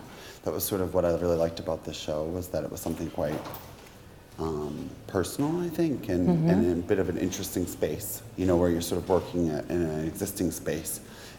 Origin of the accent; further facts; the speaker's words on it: New York, United States; From New York.